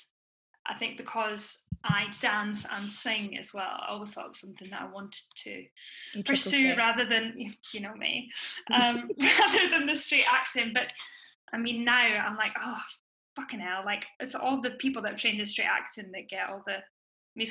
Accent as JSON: {"language": "English", "town": "Edinburgh", "region": "Scotland", "country": "United Kingdom", "tie": "born or raised there", "said": "I'm from Edinburgh, so I grew up with The Fringe every year"}